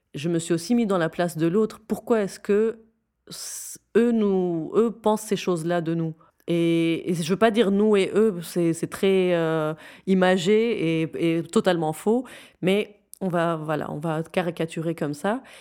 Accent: Syria; moved away as an adult; now in Belgium; J'ai grandi en Syrie. Je suis belge euh, qui a grandi en Syrie, euh, de parents syriens et marocains

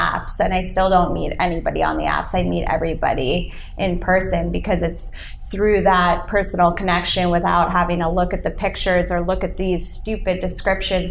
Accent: New York, United States; I am born and raised in New York

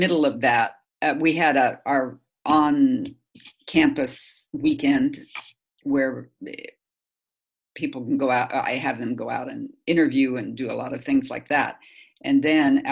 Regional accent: Kansas, United States; moved away; I'm from Kansas, and I come from an agricultural background

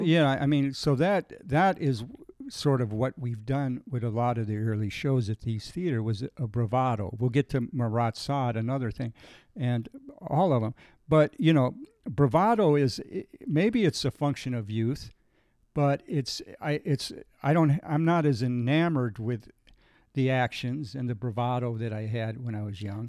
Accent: Lockport, Illinois, United States; I grew up in Lockport

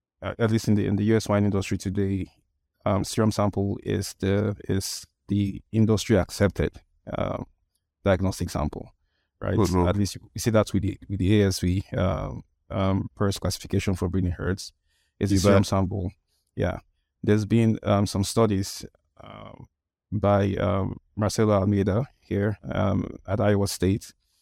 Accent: Nigeria; English is a second language; I'm a vet. I'm from Nigeria. Nigeria is in West Africa.

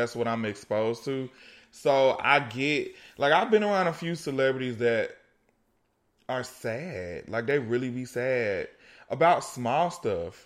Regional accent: East Coast, United States; I was born on the East Coast

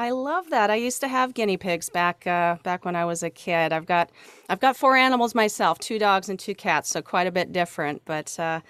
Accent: Pacific Northwest, United States; also born or lived in Tacoma, Washington / Puyallup, Washington / Renton, Washington; now in Louisiana, United States; That's where I hail from. I'm from the Pacific Northwest.

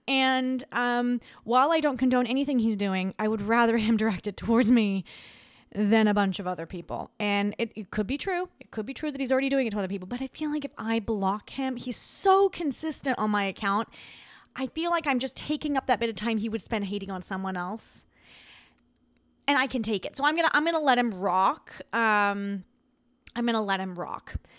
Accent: Australia; moved away; I grew up in Australia

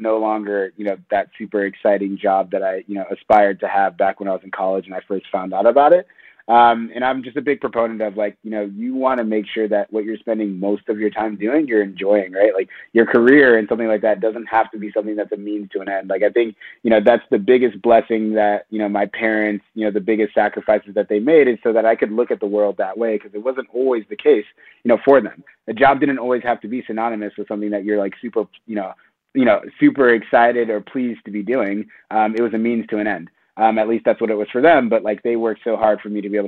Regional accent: St. Louis, Missouri, United States; moved away as an adult; I came from the Midwest, grew up in St. Louis

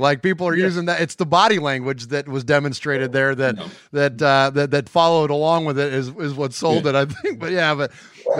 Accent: Bay Area, California, United States; We grew up in the Bay Area too.

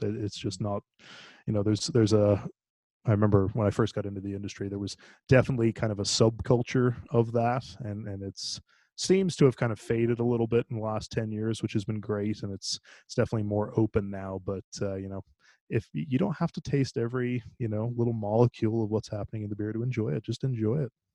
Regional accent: Ireland; moved away; I'm actually originally from Ireland

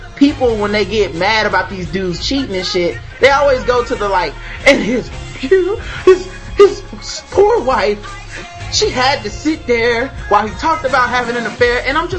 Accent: North Carolina, United States; I don't speak Spanish. I'm from North Carolina.

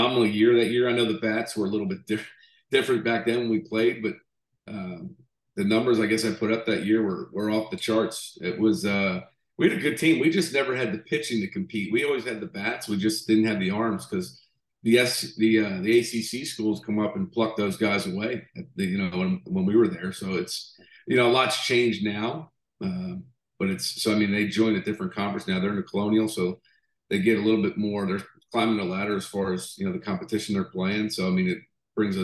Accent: Delaware, United States; born or raised there; moved away as an adult; now in Texas, United States

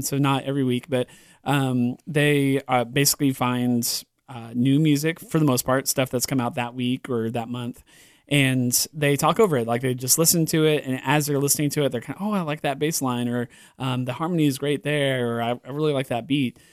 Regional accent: California, United States; moved away; I grew up in California on the, the West Coast

